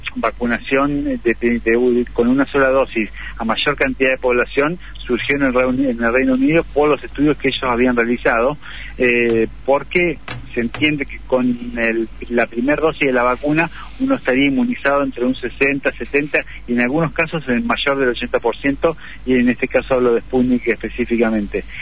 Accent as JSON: {"language": "Spanish", "country": "Argentina", "said": "como argentinos"}